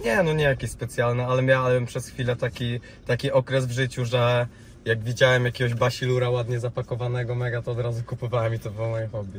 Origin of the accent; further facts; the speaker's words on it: Rzeszów, Subcarpathian Voivodeship, Poland; now in Warsaw, Poland; u mnie w Rzeszowie, e, bo ja jestem z Rzeszowa, Okej. E, w sensie teraz mieszkam w Warszawie, ale no oryginalnie jestem z Rzeszowa